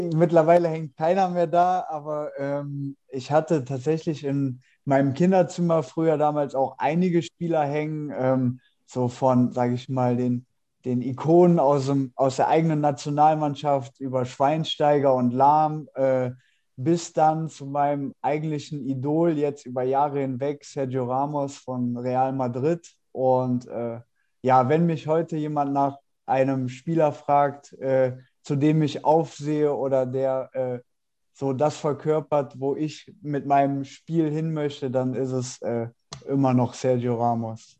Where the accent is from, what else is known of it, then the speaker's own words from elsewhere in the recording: Mönchengladbach, North Rhine-Westphalia, Germany; moved away; also born or lived in Cologne / Düsseldorf; komme gebürtig aus Mönchengladbach